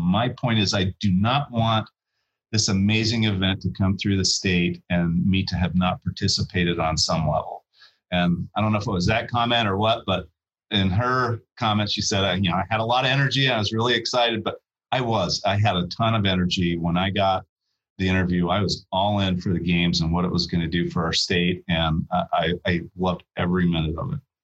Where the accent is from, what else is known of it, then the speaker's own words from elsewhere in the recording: Ogden, Utah, United States; moved away; my hometown, in the downtown corridor of my hometown